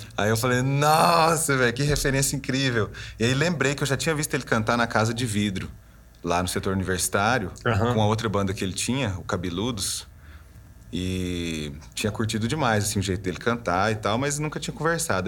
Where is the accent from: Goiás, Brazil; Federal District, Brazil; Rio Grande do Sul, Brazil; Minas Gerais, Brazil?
Goiás, Brazil; also born or lived in Belgium; eu sou goiano, serratense